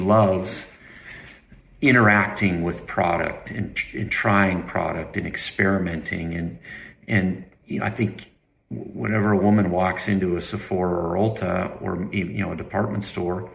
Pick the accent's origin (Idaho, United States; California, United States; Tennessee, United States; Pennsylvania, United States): Idaho, United States; I grew up in Idaho